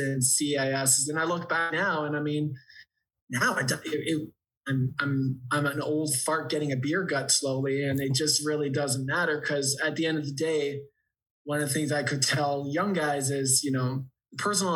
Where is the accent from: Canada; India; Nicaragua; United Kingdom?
Canada; Ontario; I didn't care if I was from Ontario